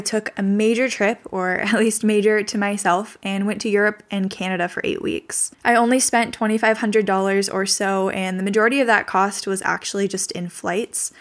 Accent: Northern California, United States; I was born and raised in Northern California

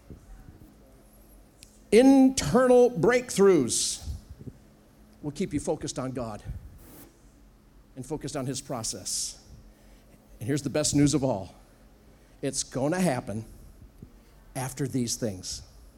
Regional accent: United States; I'm an American.

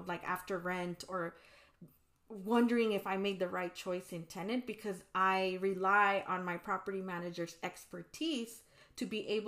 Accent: California, United States; we were priced out here in California, even in mm-hmm. my hometown that at one point was affordable.

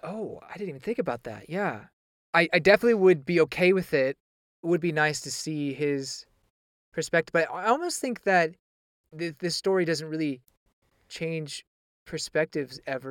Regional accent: United States; accent: American English; as an American

